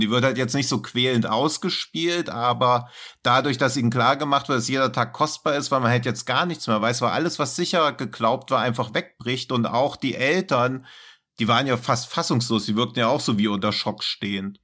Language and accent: German; Hesse, Germany; ich als Hesse